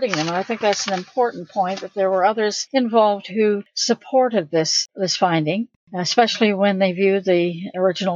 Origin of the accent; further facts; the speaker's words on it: Oshawa, Ontario, Canada; It was there that I was born in December 1945